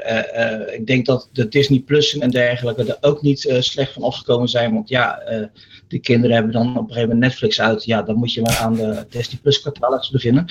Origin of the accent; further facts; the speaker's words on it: Zeeland, Netherlands; moved away; ik ben een boertje uit Zeeland van oorsprong